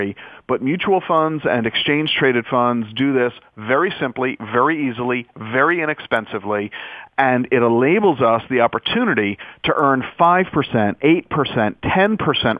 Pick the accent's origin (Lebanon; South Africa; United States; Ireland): United States; being an American